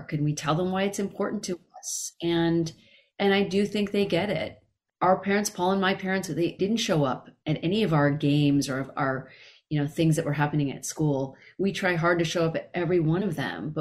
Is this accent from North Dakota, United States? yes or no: no; Carmichael, California, United States; now in Los Angeles, United States; I left Carmichael and moved to Los Angeles